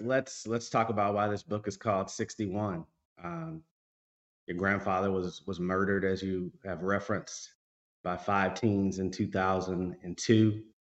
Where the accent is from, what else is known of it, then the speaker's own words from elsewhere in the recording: Kentucky, United States; also born or lived in Tennessee; Tennessee, where I was born and I was raised in Kentucky